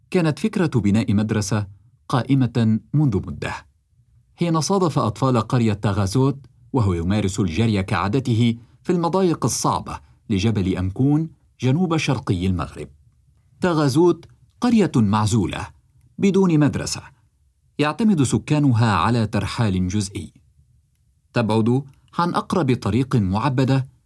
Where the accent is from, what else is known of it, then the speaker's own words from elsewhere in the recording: Sudan; لا أنا من السودان ما كنتش أصلا حعرف عن الـ NFT أصلا محظورين إحنا